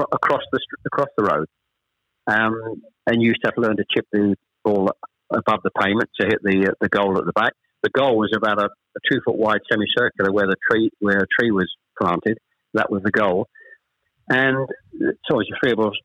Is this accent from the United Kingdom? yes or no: yes; Chelmsford, East of England, United Kingdom; also born or lived in Ashton-under-Lyne; We actually moved south to Chelmsford when I was probably, I was the eldest of three, when I was probably about seven or eight